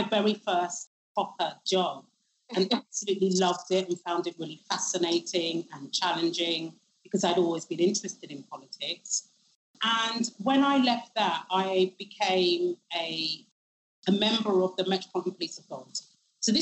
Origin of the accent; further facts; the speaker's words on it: London, United Kingdom; I grew up in Shepherd's Bush in West London, and I went to school on the White City Estate